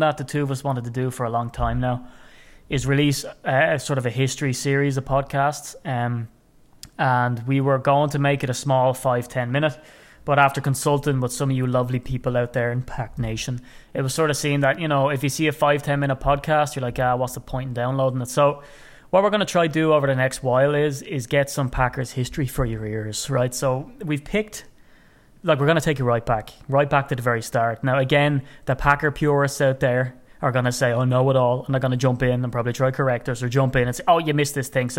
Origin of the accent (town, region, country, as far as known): Ireland